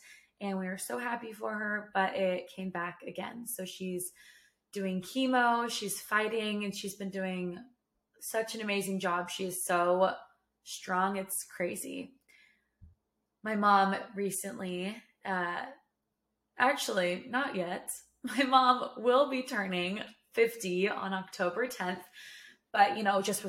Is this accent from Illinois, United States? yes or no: no; Sacramento, California, United States; now in Texas, United States; Originally, I'm from Sacramento. My whole family's from Sacramento